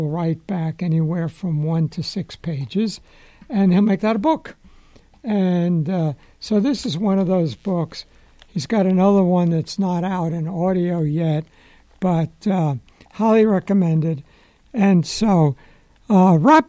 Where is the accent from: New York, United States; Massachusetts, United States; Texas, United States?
New York, United States; I'm a New Yorker